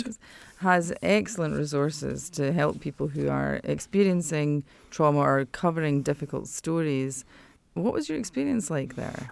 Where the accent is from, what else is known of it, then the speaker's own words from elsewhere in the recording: United Kingdom; moved away; my home country